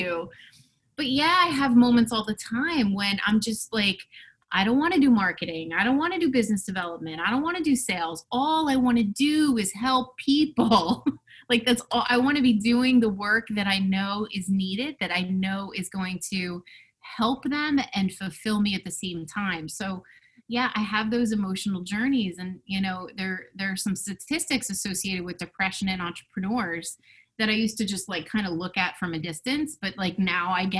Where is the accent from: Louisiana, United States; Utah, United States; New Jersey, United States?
New Jersey, United States; Westfield; I grew up in Westfield, New Jersey, which is central New Jersey